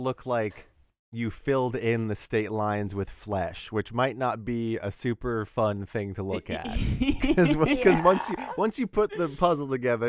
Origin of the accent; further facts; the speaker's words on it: Texas, United States; I'm from Texas and we just got a big ego about everything.